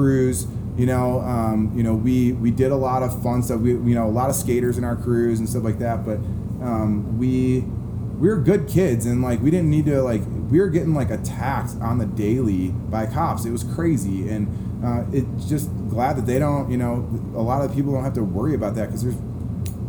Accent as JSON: {"language": "English", "town": "Chicago", "region": "Illinois", "country": "United States", "tie": "born or raised there", "said": "I grew up in Chicago"}